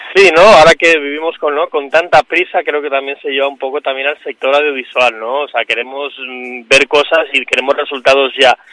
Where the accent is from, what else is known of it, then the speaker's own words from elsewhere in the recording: Mallorca, Balearic Islands, Spain; yo crecí en Mallorca, soy de Mallorca, crecí en Mallorca